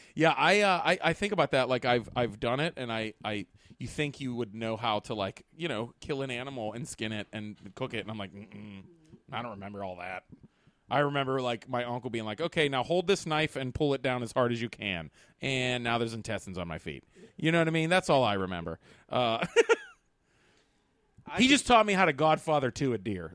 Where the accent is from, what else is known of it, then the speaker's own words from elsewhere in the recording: Pittsburgh, Pennsylvania, United States; I'm from Pittsburgh